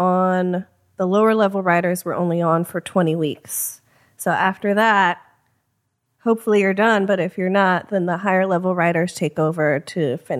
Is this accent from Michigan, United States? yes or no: no; Chicago, Illinois, United States; I'm originally from Chicago.